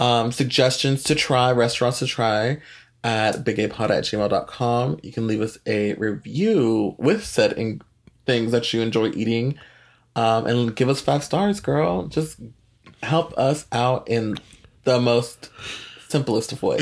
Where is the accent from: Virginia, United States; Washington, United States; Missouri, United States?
Virginia, United States; Northern; also born or lived in El Salvador; now in Texas, United States; growing up in Northern Virginia